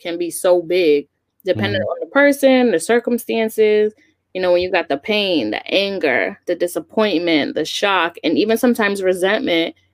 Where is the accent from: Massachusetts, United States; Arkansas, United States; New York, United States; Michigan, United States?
New York, United States; moved away as an adult; also born or lived in Huntsville, Alabama; now in New England, United States; growing up in New York